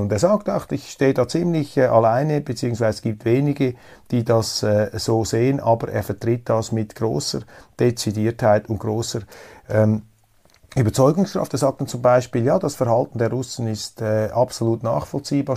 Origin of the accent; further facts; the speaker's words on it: Switzerland; als Neutraler, als Schweizer